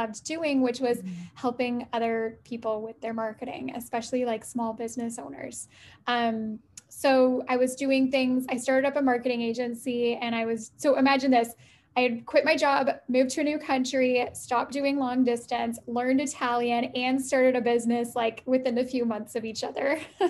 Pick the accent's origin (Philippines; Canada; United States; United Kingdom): Canada; also born or lived in Italy; So I am in Canada. I'm Canadian. I live in Ottawa.